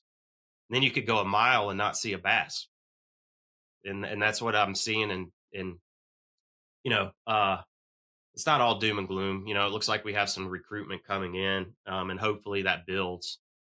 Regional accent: Virginia, United States; I grew up on the James River and the New River in my backyard

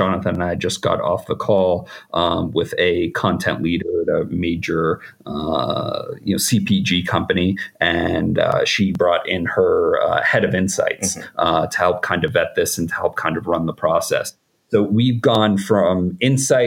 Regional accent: outside of Boston, Massachusetts, United States; I grew up outside of Boston

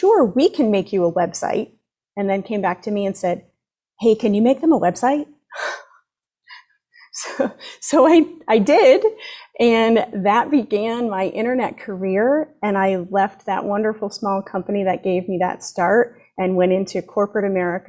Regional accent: Connecticut, United States; now in Florida, United States; I grew up in Connecticut

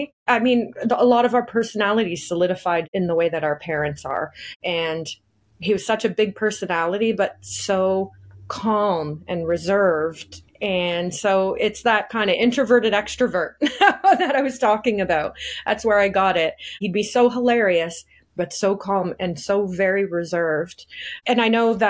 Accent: Bradford, Ontario, Canada; we grew up in Bradford, which is not so small anymore

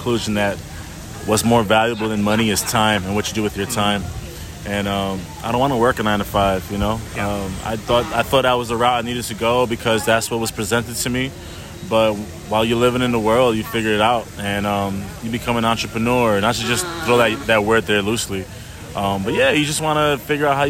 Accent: New York City, New York, United States; moved away; I grew up in New York City, where I grew up with different people around me

